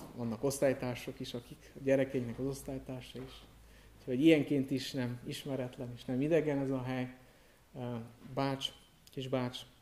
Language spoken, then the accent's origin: Hungarian; Târgu Mureș, Mureș County, Romania; moved away as an adult; also born or lived in Cluj-Napoca, Romania / Alba County, Romania; Marosvásárhelyen születtem, Marosvásárhelyi születésű vagyok, ott is nevelkedtem